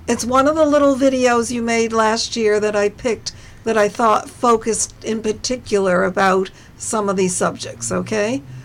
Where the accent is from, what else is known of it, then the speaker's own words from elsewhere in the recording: New Jersey, United States; we are all from New Jersey